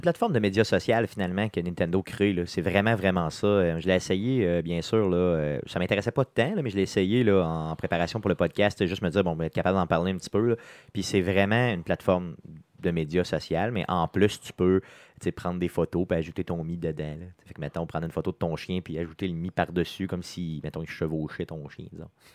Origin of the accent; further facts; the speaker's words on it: Quebec City, Quebec, Canada; on est de Québec, de la ville de Québec